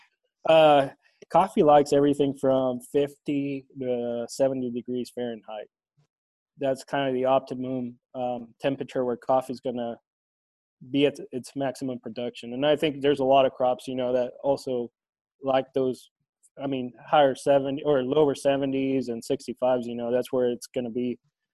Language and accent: English; Honduras; moved away as an adult; now in Ulysses, United States; I grew up in Honduras, and after I got done with high school, I had the opportunity to go to Kansas State University